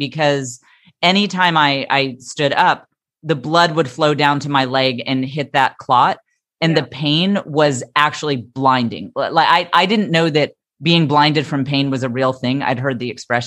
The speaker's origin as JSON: {"language": "English", "region": "the Bible Belt", "country": "United States", "tie": "born or raised there", "said": "I grew up in the Bible Belt"}